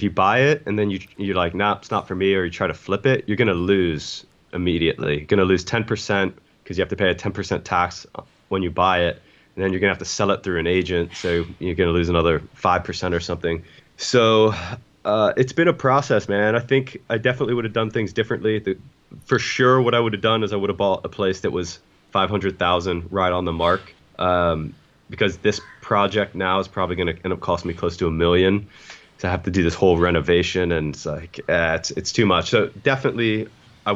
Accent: United States; moved away; America's, my homeland where my parents are

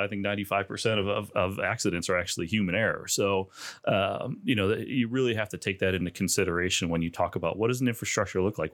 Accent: Chicago, Illinois, United States; moved away as an adult; now in Bloomington, United States; I grew up in the Chicagoland area

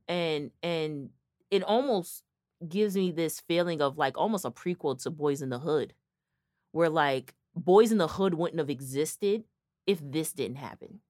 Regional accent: Connecticut, United States; we're from Connecticut

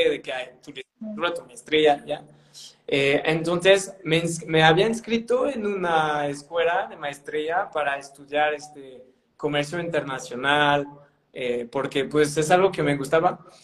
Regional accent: northern France, France; Spanish is a second language; moved away as an adult; also born or lived in Spain; now in Mexico; allá en mi provincia, eh, que es en el norte de Francia, o sea, casi Inglaterra

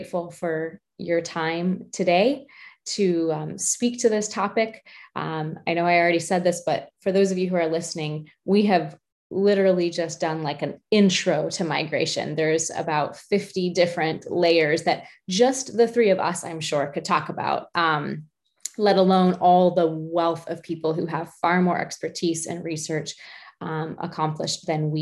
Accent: United States; I'm American

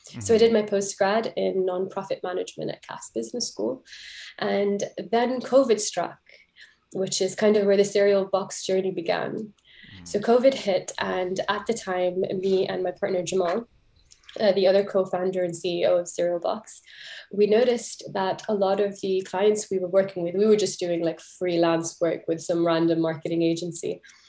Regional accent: Jeddah, Makkah Province, Saudi Arabia; accent: confused; also born or lived in London, United Kingdom; So I was born in London, but raised in Saudi Arabia, and I was like kind of lived between Jeddah and London my entire life.

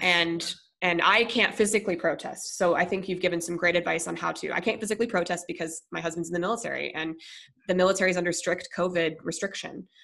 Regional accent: Monroe, Michigan, United States; also born or lived in River Rouge, Michigan; When we moved to Monroe from River uh, from River, excuse me River Rouge

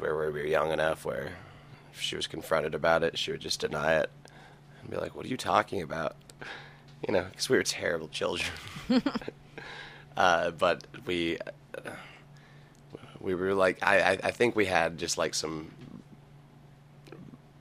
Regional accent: Broken Arrow, Oklahoma, United States; also born or lived in Tulsa; Grew up in Broken Arrow. I was born in Tulsa.

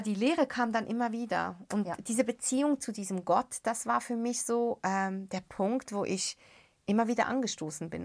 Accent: Beirut, Beirut Governorate, Lebanon; moved away; ich bin ja in den Slums von Beirut aufgewachsen

